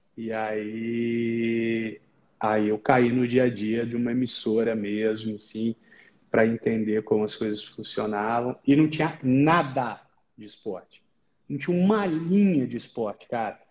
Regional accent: Rio de Janeiro, Brazil; moved away as an adult; now in São Paulo, Brazil; sou carioca de nascimento, tenho orgulho, não escondo

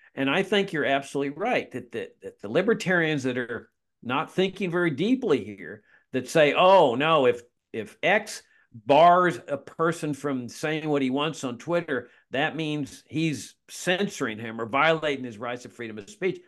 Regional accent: Laredo, Texas, United States; my hometown of Laredo, Texas

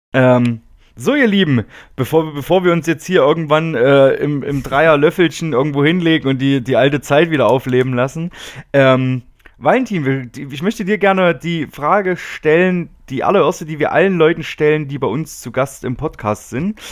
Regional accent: area around Erfurt, Thuringia, Germany; die Ecke, wo ich herkomme

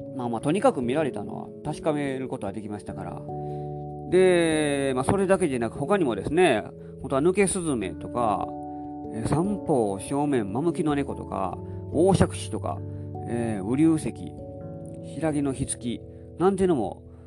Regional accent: along the Kintetsu railway line, Kansai, Japan; 私はもう近鉄沿線で育ってきたので

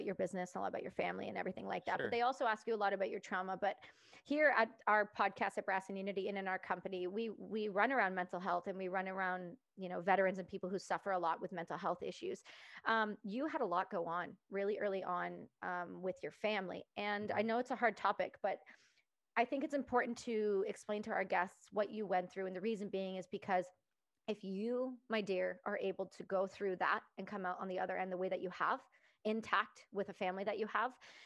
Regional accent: Canada; I'm just Canadian

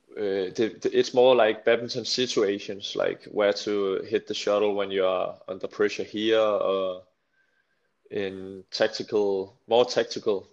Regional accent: a little town near Slagelse, between Slagelse and Holbæk, Zealand, Denmark; I come from a little town called Gianelund near Slagelse. It's between Slagelse and uh, Holbæk.

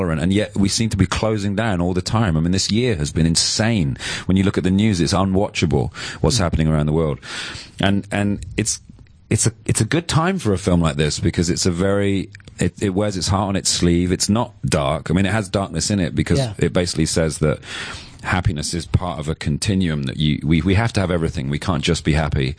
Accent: London, United Kingdom; being a Londoner

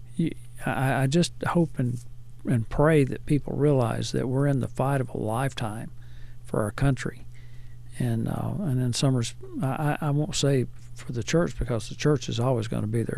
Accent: Hackleburg, Alabama, United States; I grew up in Hackleburg, Alabama

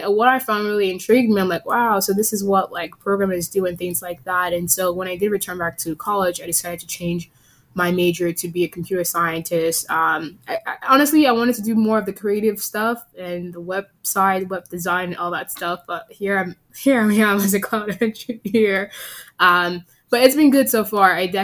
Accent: Virginia, United States; also born or lived in Nigeria / Texas; now in Seattle, United States; I was born in Nigeria, raised in Virginia, and educated in Texas, and currently work in Seattle at Microsoft.

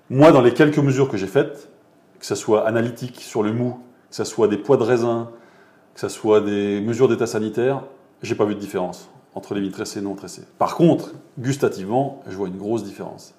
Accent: Montlouis-sur-Loire, Centre-Val de Loire, France; moved away as an adult; now in Beaune, France; je suis originaire du Val-de-Loire, de Montlouis-sur-Loire, pour être précis

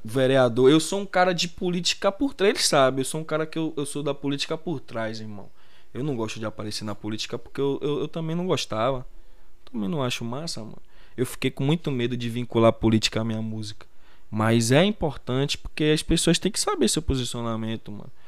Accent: Brazil; nós que somos brasileiros

